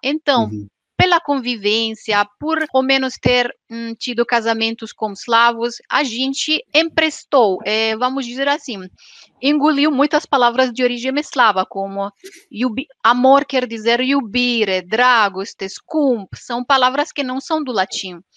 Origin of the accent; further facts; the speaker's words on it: Transylvania, Romania; Portuguese is a second language; moved away as an adult; now in Italy; eu sou da Romênia da Transilvânia